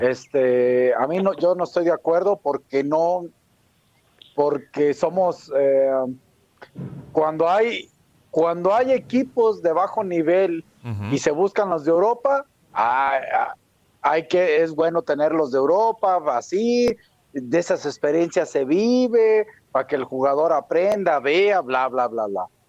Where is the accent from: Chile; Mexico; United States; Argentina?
Mexico; nosotros como mexicanos